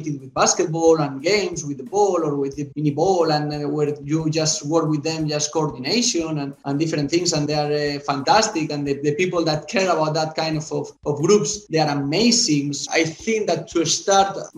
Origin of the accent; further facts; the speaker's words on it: Alcora, Valencian Community, Spain; English is a second language; moved away as an adult; also born or lived in Italy / England; now in Gran Canaria, Spain; in a village close to Castellón, where I was born in Alcora